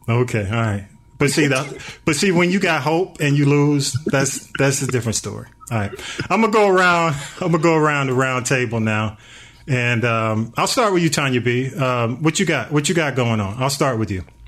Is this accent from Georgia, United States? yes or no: yes; Atlanta, Georgia, United States; I'm a native